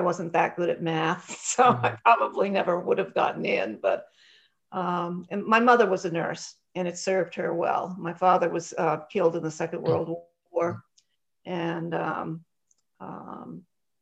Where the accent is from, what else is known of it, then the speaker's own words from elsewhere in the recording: Newton, Massachusetts, United States; I'm from Newton, Boston area